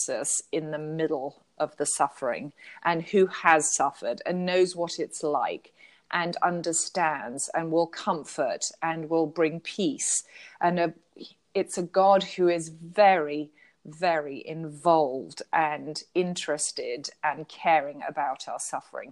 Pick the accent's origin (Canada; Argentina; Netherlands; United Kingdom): United Kingdom; I'm a Brit.